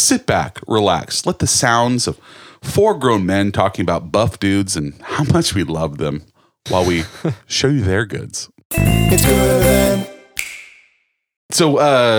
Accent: California, United States; But we're wrestlers from California

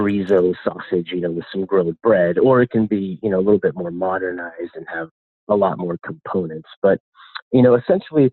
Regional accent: Spain; now in Portland, United States; I'm originally from Spain

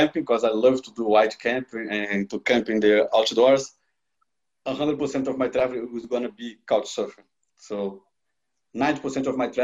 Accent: Rio de Janeiro, Brazil; moved away as an adult; now in Portugal; I was born in Rio de Janeiro, the carnival city, the colorful city, the sexy city of Brazil. Everybody wants to be there. And I spent, my whole life over there.

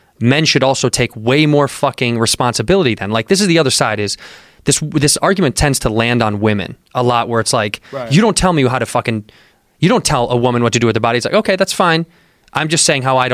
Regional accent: Midwest, United States; I grew up in the Midwest

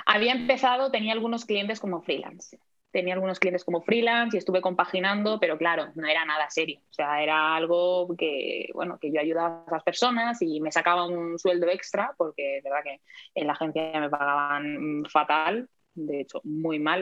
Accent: Palma, Balearic Islands, Spain; also born or lived in Madrid; ahora mismo estoy viviendo en Palma de Mallorca, que es donde nací, de aquí soy

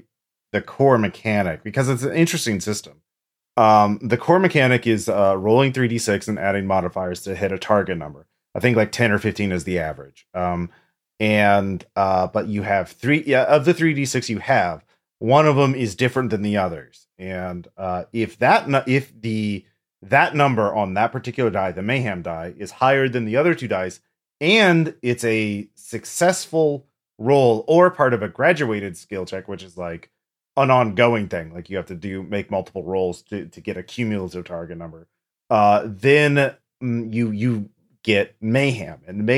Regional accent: England, United Kingdom; I am an Englishman, in my defense.

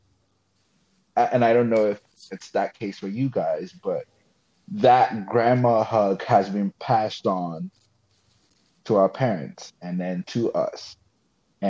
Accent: Ghana; also born or lived in Florida; now in West Virginia, United States; I'm from Ghana, so like where I grew up

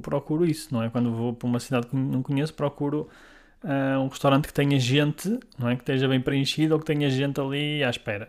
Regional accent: Guimarães, Norte, Portugal; sou de Guimarães

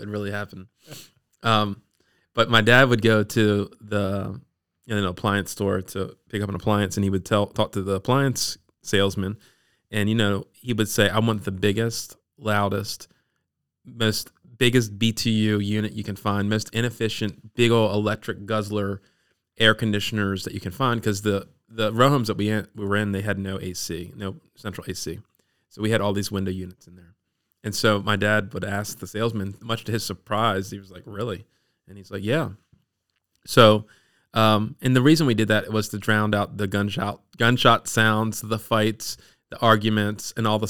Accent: Dundalk, Maryland, United States; also born or lived in Baltimore / Eastern Shore; Yeah, I was born in Baltimore. And grew up in the Dundalk area.

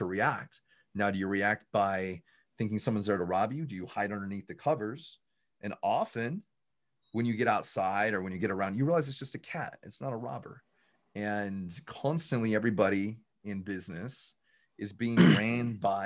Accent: just outside of Salt Lake City, Utah, United States; I'm from the Utah area, just outside of Salt Lake City, Utah. And I barely graduated high school

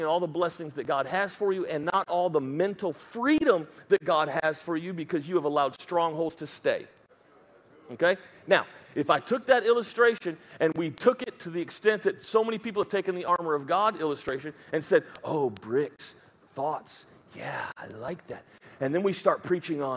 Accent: United States; accent: redneck; first language English; that's my mother tongue is redneckishness

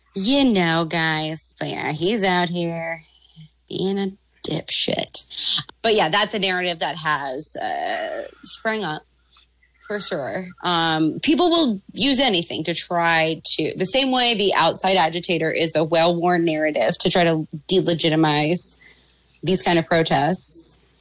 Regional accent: Maryland, United States; I'm from Maryland

